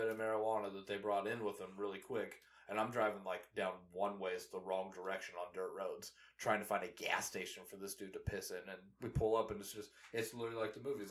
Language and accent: English; Kansas City, United States; we're from Kansas City